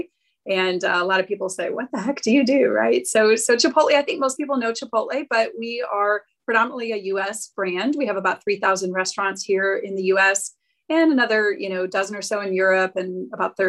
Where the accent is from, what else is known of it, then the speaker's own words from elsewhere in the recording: Cleveland, Ohio, United States; I'm actually from Ohio originally. I was born and raised in Cleveland, Ohio